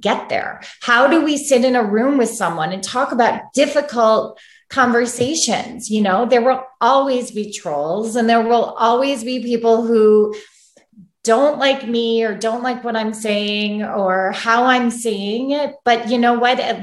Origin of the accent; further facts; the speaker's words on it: Chicago, Illinois, United States; moved away as an adult; also born or lived in New York City; now in Santa Barbara, United States; I'm from Chicago and grew up there.